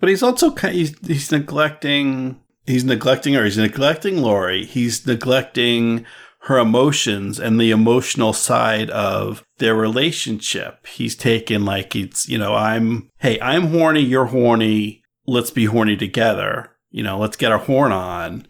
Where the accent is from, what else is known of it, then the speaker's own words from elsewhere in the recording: East Coast, United States; moved away as an adult; also born or lived in California; I grew up on the East Coast, and I went out to, to West Coast. I went to California